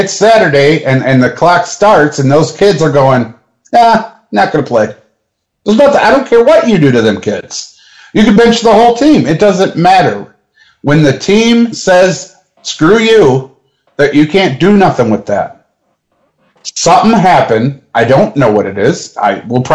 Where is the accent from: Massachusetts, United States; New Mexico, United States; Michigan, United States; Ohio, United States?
Michigan, United States; Detroit; now in Wichita, United States; I am from Michigan. I'm from Detroit.